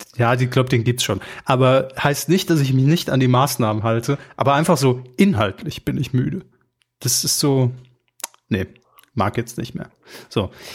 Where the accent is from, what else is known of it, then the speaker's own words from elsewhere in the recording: Saarland, Germany; wir aus dem Saarland kommen